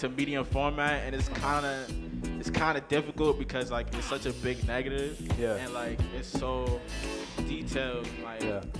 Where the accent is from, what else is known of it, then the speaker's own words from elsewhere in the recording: New York City, New York, United States; Um, I grew up in South Jamaica, Queens. My family is from Jamaica.